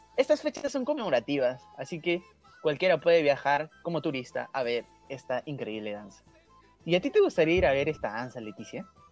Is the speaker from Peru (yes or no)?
yes; Peru; nuestra identidad como peruanos